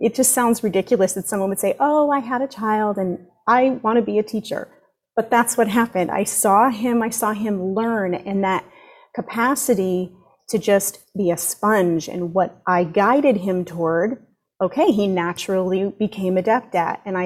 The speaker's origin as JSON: {"language": "English", "region": "Connecticut", "country": "United States", "tie": "born or raised there", "moved": "yes", "lives_now": "Florida, United States", "said": "I grew up in Connecticut"}